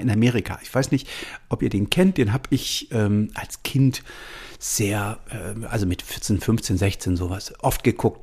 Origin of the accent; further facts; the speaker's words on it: Halle, Saxony-Anhalt, Germany; ich bin ja aus Sachsen-Anhalt ursprünglich und bin in, in Halle an der Saale aufgewachsen